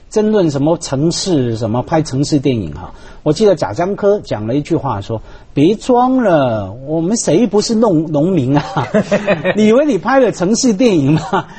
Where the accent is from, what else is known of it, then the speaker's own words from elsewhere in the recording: Hong Kong; 我们香港人